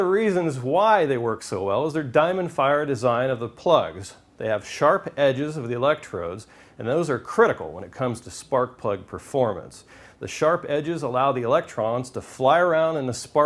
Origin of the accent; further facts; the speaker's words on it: Southern California, United States; I'm from Southern California